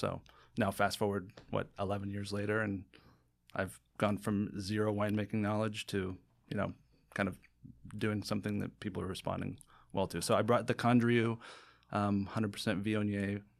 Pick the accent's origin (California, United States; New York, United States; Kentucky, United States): California, United States; San Diego; Uh, San Diego, California.